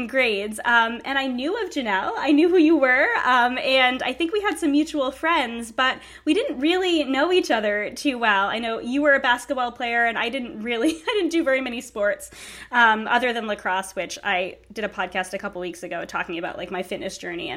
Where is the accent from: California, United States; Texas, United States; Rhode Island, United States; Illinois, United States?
Rhode Island, United States; I'm just over the bridge from where we grew up